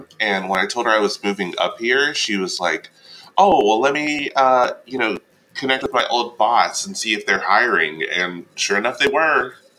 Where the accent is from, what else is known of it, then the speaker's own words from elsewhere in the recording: Columbia, South Carolina, United States; moved away as an adult; also born or lived in Charleston, South Carolina; now in New York City, United States; I am originally from Columbia, South Carolina. And then I graduated from the College of Charleston, and now I live in New York City, and I work for Broadway.com.